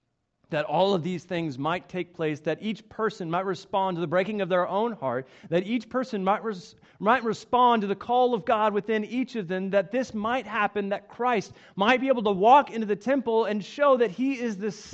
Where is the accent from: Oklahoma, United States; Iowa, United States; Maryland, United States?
Oklahoma, United States; Coweta; As some of you might know, I am from Oklahoma. I actually grew up in Coweta, it's just southeast of Tulsa, and it's actually where I met my wife, Melissa, and it was a really great place to grow up.